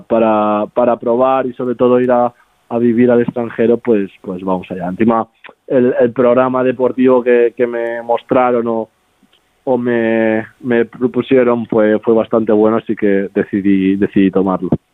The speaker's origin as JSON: {"language": "Spanish", "town": "Barcelona", "region": "Catalonia", "country": "Spain", "tie": "born or raised there", "moved": "as an adult", "lives_now": "Italy", "said": "nací allí en Barcelona, vivo, bueno, vivía, ahora ya estoy viviendo aquí en Italia"}